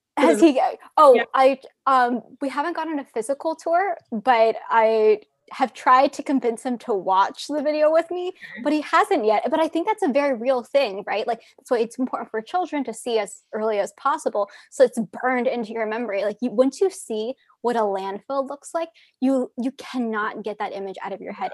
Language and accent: English; Arizona, United States; growing up in Arizona, we had a lot of landfills